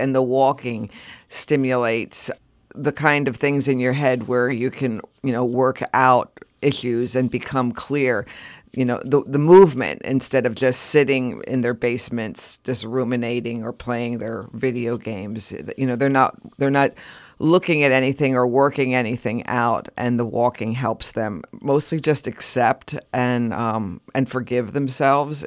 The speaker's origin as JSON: {"language": "English", "town": "Reading", "region": "Pennsylvania", "country": "United States", "said": "I came from a suburbs outside Reading"}